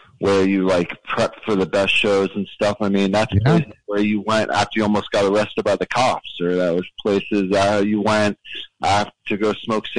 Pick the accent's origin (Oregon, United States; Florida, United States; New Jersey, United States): New Jersey, United States; Toms River; now in Brooklyn, United States; I grew up in Jersey, though.